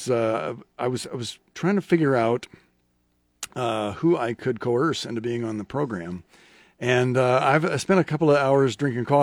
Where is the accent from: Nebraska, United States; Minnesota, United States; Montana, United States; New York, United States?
Nebraska, United States; Norfolk; I grew up in Norfolk, so about two hours north of here.